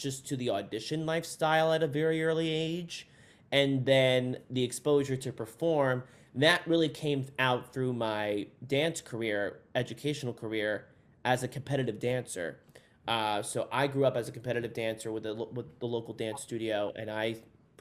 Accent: New Jersey, United States; I'm from New Jersey originally

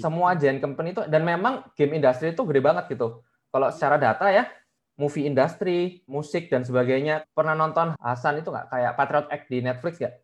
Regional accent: Surabaya, East Java, Indonesia; moved away as an adult; now in Jakarta, Indonesia; Gua orang Surabaya by the way, jadi kayak ke Jakarta merantau

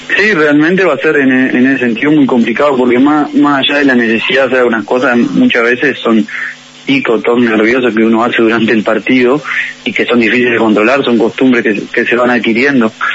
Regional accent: Maldonado, Uruguay; also born or lived in Mexico; now in Montevideo, Uruguay; yo soy de Maldonado

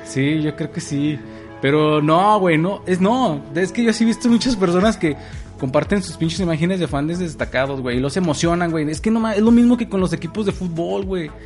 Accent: Durango, Mexico; en mi tierra, güey, Durango

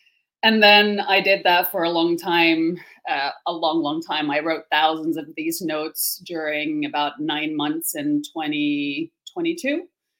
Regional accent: Finland; English is a second language; I wouldn't have one because I'm actually from Finland. So that's probably even more confusing because I don't sound like a Finn either.

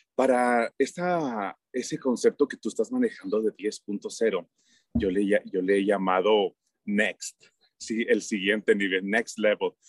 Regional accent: Mexico; en mi país todo mundo cree que como México no hay dos

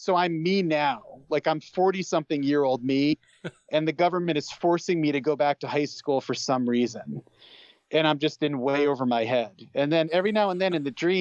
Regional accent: Stamford, Connecticut, United States; I grew up in Stamford, Connecticut

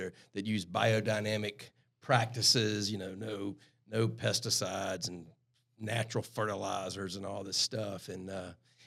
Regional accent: Harleyville, South Carolina, United States; accent: super Southern; low country; moved away; I grew up near Charleston, South Carolina

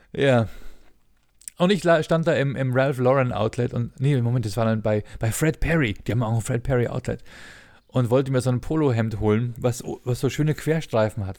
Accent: Ingolstadt, Bavaria, Germany; bei uns in Ingolstadt

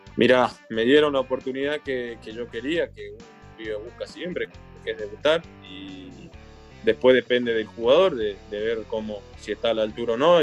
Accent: Argentina; nosotros los argentinos

